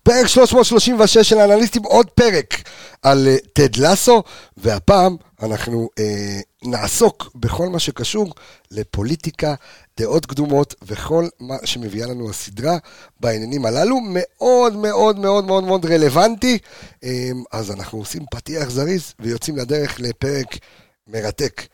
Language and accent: Hebrew; Jerusalem, Jerusalem District, Israel; moved away; also born or lived in Haifa; גדלתי בירושלים